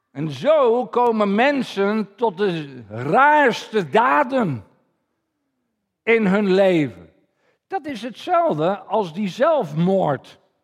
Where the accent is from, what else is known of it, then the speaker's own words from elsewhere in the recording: Netherlands; als Nederlanders